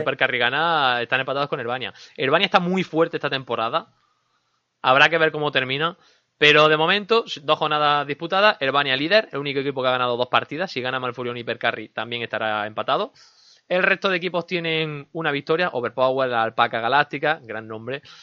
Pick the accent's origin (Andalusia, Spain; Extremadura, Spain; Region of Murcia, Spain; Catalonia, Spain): Andalusia, Spain; Linares; accent: Andalusian; Soy de Linares.